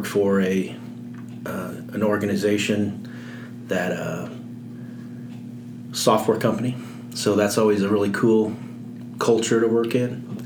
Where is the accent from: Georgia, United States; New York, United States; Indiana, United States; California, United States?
Indiana, United States; Indianapolis; moved away as an adult; also born or lived in Louisville, Kentucky